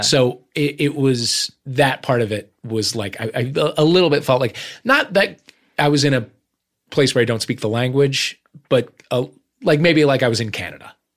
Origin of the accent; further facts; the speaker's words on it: Midwest, United States; I'm from the Midwest